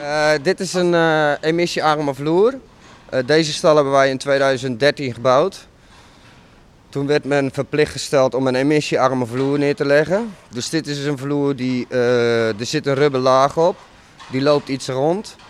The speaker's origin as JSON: {"language": "Dutch", "town": "Werkhoven", "region": "Utrecht", "country": "Netherlands", "tie": "born or raised there", "said": "Ik ben geboren in Werkhoven"}